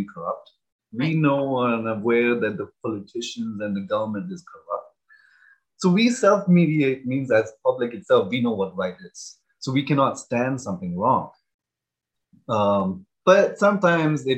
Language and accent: English; India; moved away as an adult; now in United States; growing up in India